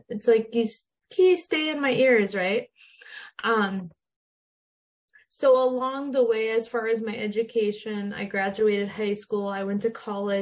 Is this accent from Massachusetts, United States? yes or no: no; Minot, North Dakota, United States; Yeah, so I grew up in Minot, North Dakota, so I'm in the States. I've lived here my whole life.